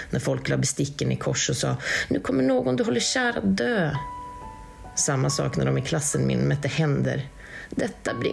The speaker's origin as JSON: {"language": "Swedish", "region": "Western Norway", "country": "Norway", "said": "Först kan jag väl kanske säga det att jag kommer från Västlandet här i Norge och jag kommer från en ganska övertroende släkt."}